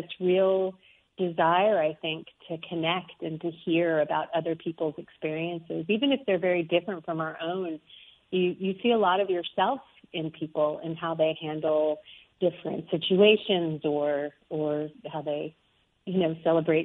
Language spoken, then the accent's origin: English; Arkansas, United States; moved away; I grew up in the South. I grew up in Arkansas.